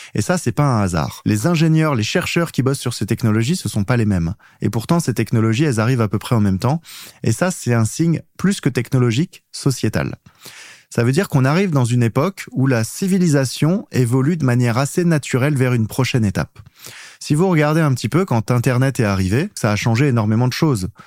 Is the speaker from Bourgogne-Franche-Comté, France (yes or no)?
yes; Auxerre, Bourgogne-Franche-Comté, France; je suis pas très loin, je suis d'Auxerre.